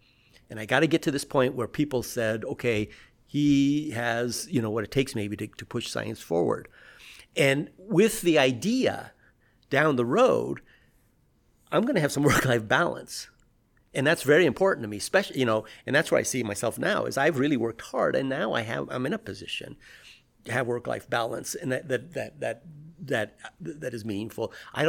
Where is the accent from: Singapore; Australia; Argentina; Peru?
Peru; born there; I was born in Peru.